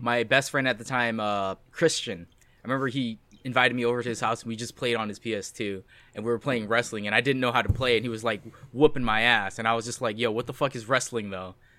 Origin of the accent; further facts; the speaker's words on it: United States; I am also American